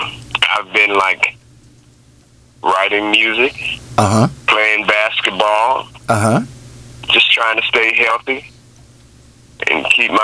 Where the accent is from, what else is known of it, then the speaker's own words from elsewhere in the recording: Shelby, North Carolina, United States; I was in Shelby, North Carolina.